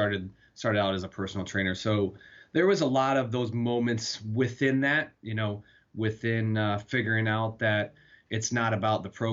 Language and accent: English; Fort Dodge, Iowa, United States; I'm originally from Fort Dodge, Iowa.